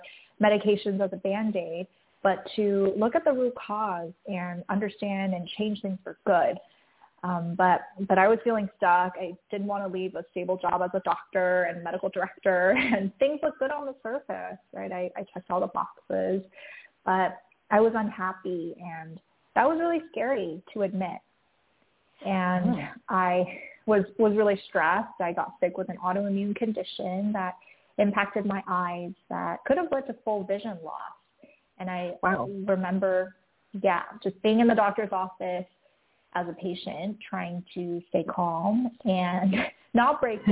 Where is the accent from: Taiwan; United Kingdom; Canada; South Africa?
Taiwan; moved away; also born or lived in San Francisco; growing up, I grew up in Taiwan